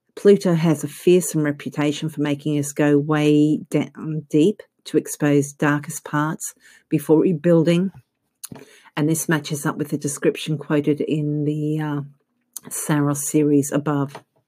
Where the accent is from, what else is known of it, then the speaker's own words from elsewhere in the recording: Australia; accent: Australian; I'm actually Australian.